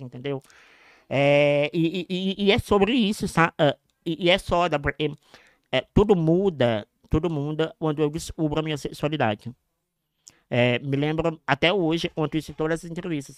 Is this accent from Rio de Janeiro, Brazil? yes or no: no; Passos, Minas Gerais, Brazil; Eu nasci em Passos, em Minas Gerais